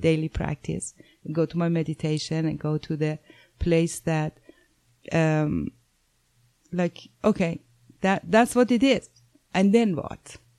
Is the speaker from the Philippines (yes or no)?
no; Iran; moved away; I'm originally from Iran